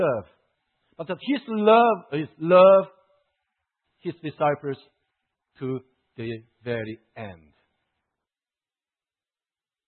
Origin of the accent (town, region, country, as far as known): South Korea; moved away as an adult